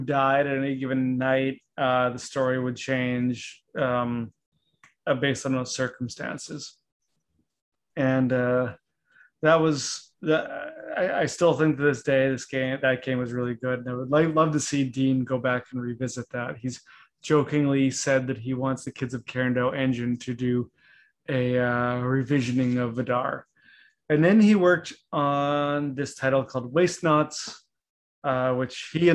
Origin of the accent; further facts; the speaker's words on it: Canada; now in United States; growing up in Canada and even being in the US for this long